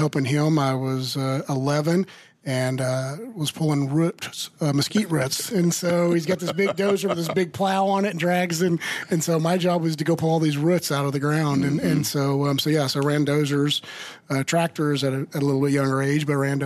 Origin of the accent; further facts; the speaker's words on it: Oklahoma, United States; So I was born and raised in Oklahoma on a farm.